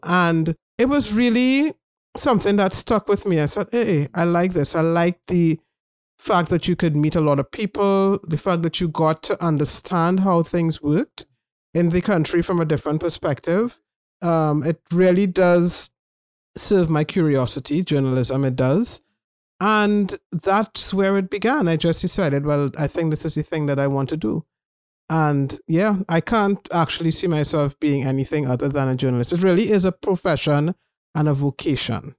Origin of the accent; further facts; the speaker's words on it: Trinidad & Tobago; moved away as an adult; also born or lived in United Kingdom; As a Trinidadian